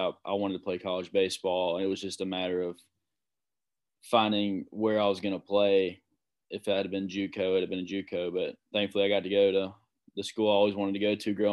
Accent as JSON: {"language": "English", "area": "George County", "region": "Mississippi", "country": "United States", "tie": "born or raised there", "said": "I played with a bunch of kids from my hometown"}